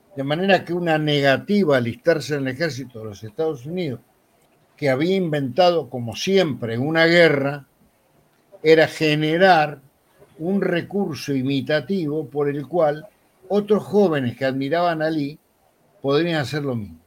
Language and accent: Spanish; Buenos Aires, Argentina; also born or lived in Montevideo, Uruguay; yo nací en 1940, nací en Montevideo, pero muy pequeño viajé a Buenos Aires, mi familia me trajo a Buenos Aires, y vivíamos en una casa de inquilinato, acá se llama conventillo